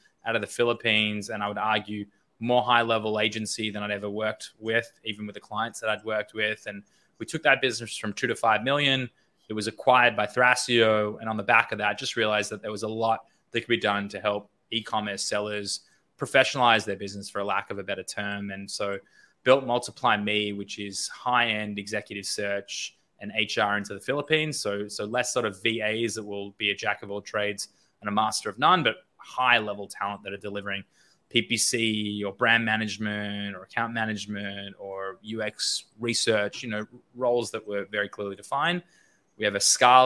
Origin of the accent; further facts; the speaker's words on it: Australia; moved away as an adult; also born or lived in Los Angeles; I grew up in Australia. I was there until about 2016, 17.